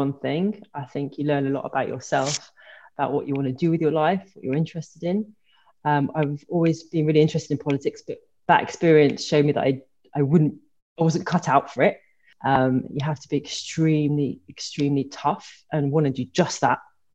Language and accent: English; Brighton, South East England, United Kingdom; moved away as an adult; also born or lived in Liverpool / Oxford / Brussels / Paris; Okay, so I grew up in Brighton.